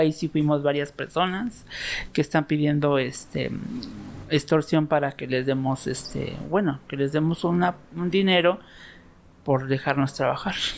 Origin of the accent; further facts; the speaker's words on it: Mexico City, Mexico; soy nativa de aquí de Culhuacán